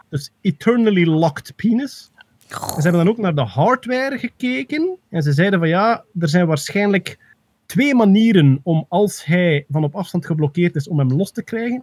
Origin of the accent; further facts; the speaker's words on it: East Flanders, Belgium; als Oost-Vlaming